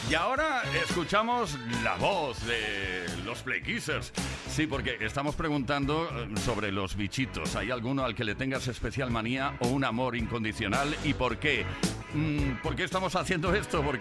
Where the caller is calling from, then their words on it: Madrid, Community of Madrid, Spain; de Madrid